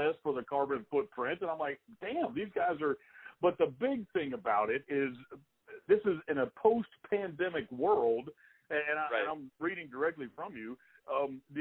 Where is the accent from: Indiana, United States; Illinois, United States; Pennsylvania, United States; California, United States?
Pennsylvania, United States; Pittsburgh; I was born in Pittsburgh. I have family in Pittsburgh.